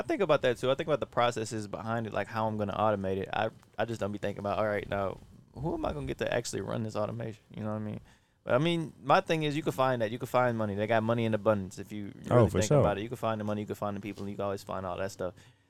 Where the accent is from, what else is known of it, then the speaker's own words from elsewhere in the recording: Baton Rouge, Louisiana, United States; now in New Orleans, United States; I'm from Baton Rouge.